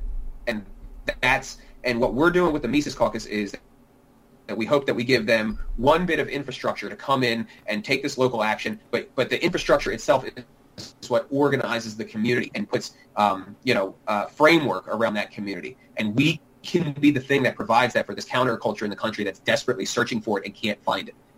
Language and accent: English; Pennsylvania, United States; I'm from Pennsylvania